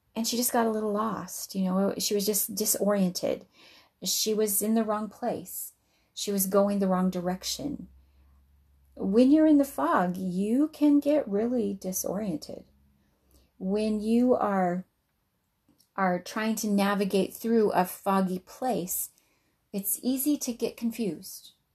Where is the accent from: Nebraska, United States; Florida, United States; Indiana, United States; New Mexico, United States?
New Mexico, United States; Albuquerque; also born or lived in Uncompahgre Valley, Colorado / Colorado Springs, Colorado; now in Wisconsin, United States; I grew up in Albuquerque